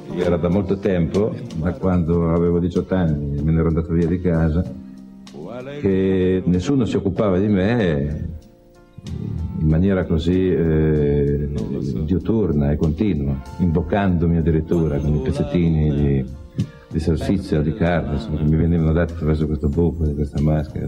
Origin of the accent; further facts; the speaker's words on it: Genoa, Liguria, Italy; moved away as an adult; also born or lived in Sardinia; vengo soprattutto da Genova. Genova che ci nasci, ci vivi fino a vent'anni